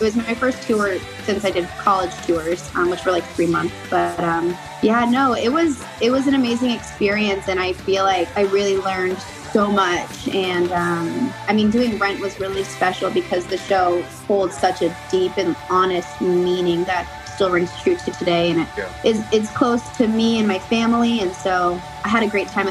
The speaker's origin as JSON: {"language": "English", "region": "Northern Ontario", "country": "Canada", "tie": "born or raised there", "also_born_or_lived": "Cold Lake, Alberta, Canada", "moved": "yes", "lives_now": "Los Angeles, United States", "said": "I grew up in Northern Ontario"}